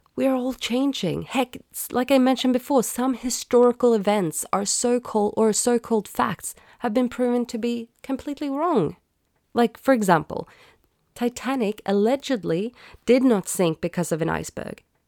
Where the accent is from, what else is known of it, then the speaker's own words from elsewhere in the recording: Sweden; I grew up in Sweden where I was taught Swedish, English, math